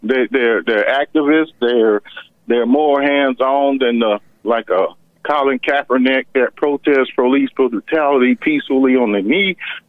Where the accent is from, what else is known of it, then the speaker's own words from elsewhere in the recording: rural Georgia, United States; I grew up in Georgia, in rural Georgia. Okay, I had some experiences growing up in rural Georgia.